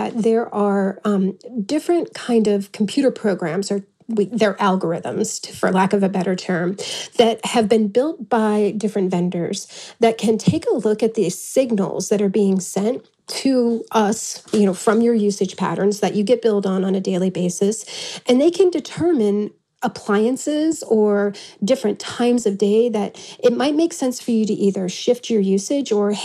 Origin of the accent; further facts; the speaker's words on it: East Coast, United States; now in Tucson, United States; I'm from the East Coast